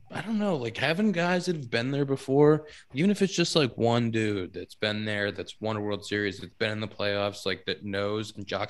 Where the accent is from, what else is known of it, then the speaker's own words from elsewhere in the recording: Pittsburgh, Pennsylvania, United States; We've played plenty of golf in my hometown. We've played enough golf in my hometown